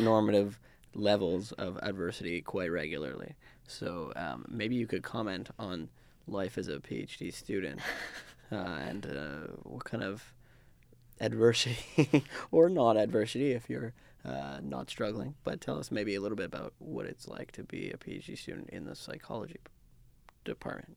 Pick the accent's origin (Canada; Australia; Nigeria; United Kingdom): Canada; also born or lived in Vancouver; I grew up in Canada. I'm used to North American culture